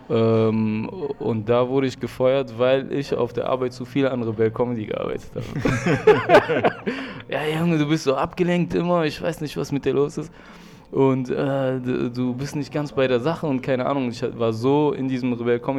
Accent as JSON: {"language": "German", "country": "Germany", "tie": "born or raised there", "said": "Du willst mir sagen, ich bin hier in Deutschland aufgewachsen."}